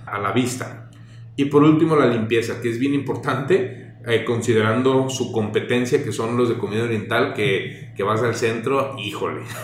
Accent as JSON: {"language": "Spanish", "town": "Guadalajara", "region": "Jalisco", "country": "Mexico", "said": "Nosotros somos de Guadalajara"}